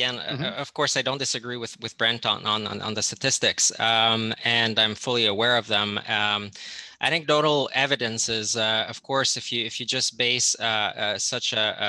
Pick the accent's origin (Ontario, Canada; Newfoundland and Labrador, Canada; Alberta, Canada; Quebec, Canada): Quebec, Canada; I'm originally from Quebec. I'm actually from an exogamous family. So my mom is an Anglo-Quebecer and my dad is a Francophone from Quebec. So I see the two sides of the story.